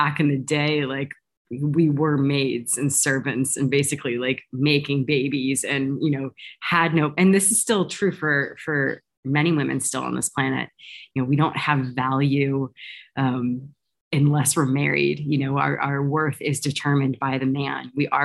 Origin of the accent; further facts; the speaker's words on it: United States; I'm American by birth